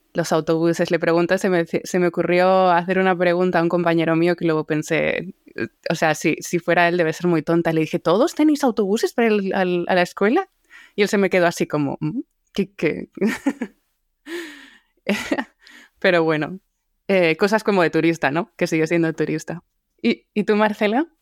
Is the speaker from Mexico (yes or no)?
no; Alcalá de Henares, Community of Madrid, Spain; moved away as an adult; also born or lived in Mallorca / London / Barcelona / Shanghai; now in Boston, United States; nací en Mallorca pero crecí en Alcalá de Henares, en Madrid